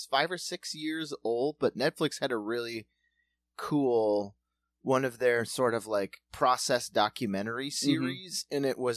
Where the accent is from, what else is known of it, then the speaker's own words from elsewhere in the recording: South Dakota, United States; we're from South Dakota, so, like, farming and that is a part of the DNA of the place